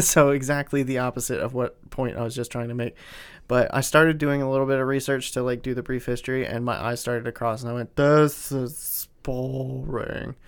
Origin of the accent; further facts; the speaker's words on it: Pennsylvania, United States; we're from Pennsylvania, in a very close proximity to, uh, Gettysburg